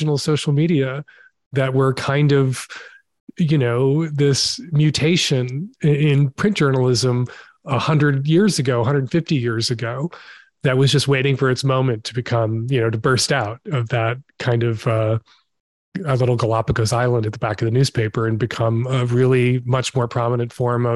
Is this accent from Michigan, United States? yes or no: no; Chicago, Illinois, United States; I grew up in Chicago